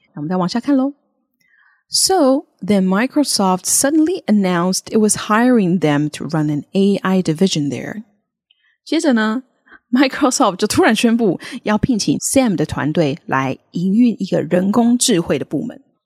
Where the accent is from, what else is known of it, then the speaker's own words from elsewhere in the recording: Taiwan; accent: Taiwanese; 我们的可爱的台式发音